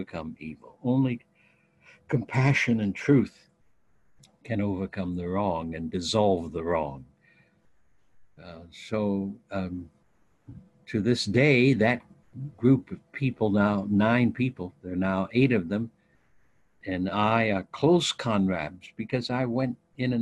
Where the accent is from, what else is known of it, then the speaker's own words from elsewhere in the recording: Ohio, United States; moved away; I grew up in United Methodist Youth Fellowships in Ohio and Midwest